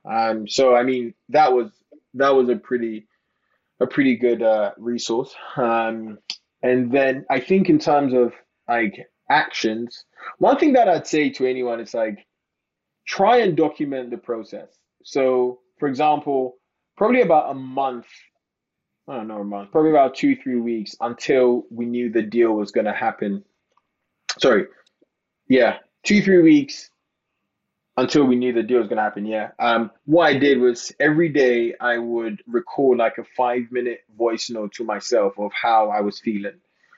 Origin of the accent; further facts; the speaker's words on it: London, United Kingdom; born there; also born or lived in Ghana; So I was born in London, but I went to live in Ghana for 10 years.